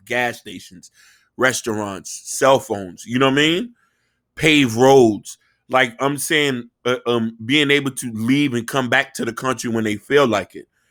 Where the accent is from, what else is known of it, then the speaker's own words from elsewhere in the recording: United States; I'm from America